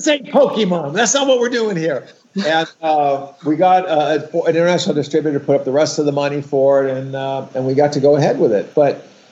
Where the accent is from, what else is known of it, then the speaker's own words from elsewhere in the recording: West Hollywood, California, United States; I grew up in West Hollywood, which is the first gay community that I was aware of in Los Angeles, right?